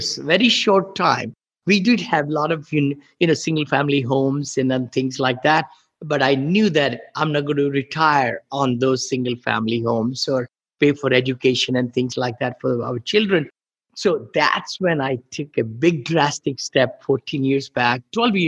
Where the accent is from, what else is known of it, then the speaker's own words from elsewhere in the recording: India; moved away as an adult; now in United States; I grew up in India